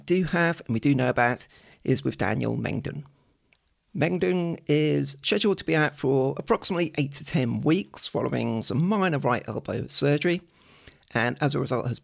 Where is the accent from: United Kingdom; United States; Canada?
United Kingdom; I'm British